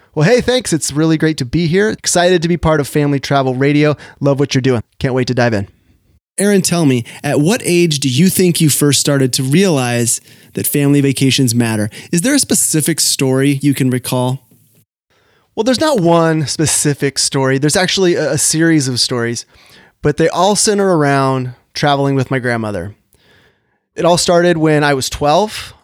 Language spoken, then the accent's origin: English; Sacramento, California, United States; The newspaper is the Sacramento Bee, my hometown paper